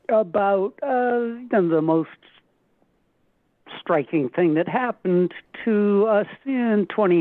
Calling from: Cambridge, Massachusetts, United States; Cambridge, Mass.

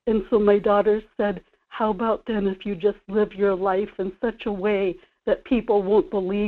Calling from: Kodiak, Alaska, United States; in Kodiak.

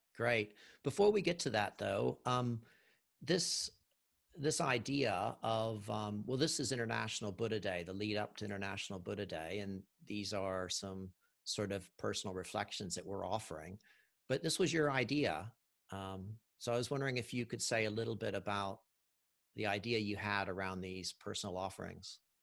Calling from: Auckland, New Zealand; I'm calling from Auckland, New Zealand

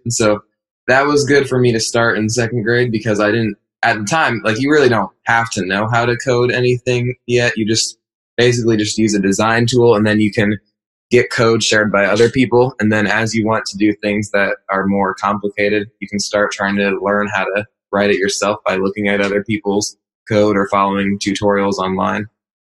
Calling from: Indianapolis, Indiana, United States; We're calling from Indianapolis, Indiana.

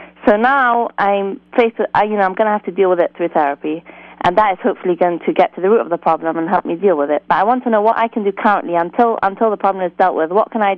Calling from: England, United Kingdom; I'm calling from England.

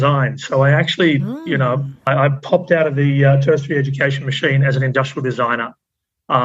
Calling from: Sydney, New South Wales, Australia; Calling in from Sydney, Australia at the moment.

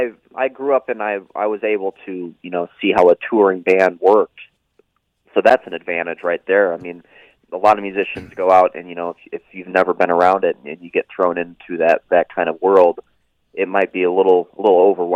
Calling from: Florida, United States; also born or lived in Massachusetts; I'm calling from Florida

